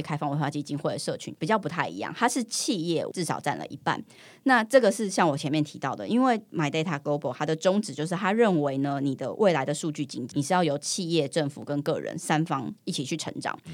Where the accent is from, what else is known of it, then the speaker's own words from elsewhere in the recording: Taiwan; 我是来自于台湾的